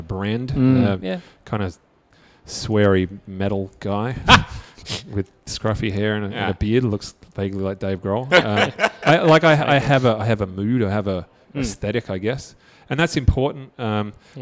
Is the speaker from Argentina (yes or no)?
no; Australia; I'm Australian